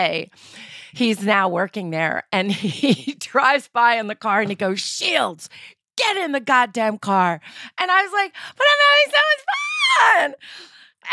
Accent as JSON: {"language": "English", "region": "New York", "country": "United States", "tie": "born or raised there", "said": "I'm born and raised in Manhattan"}